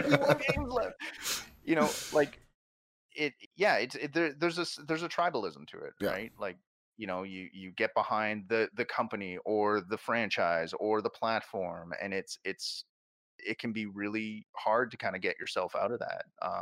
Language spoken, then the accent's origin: English; Canada; I mean, I like we're Canadian, so let's talk hockey.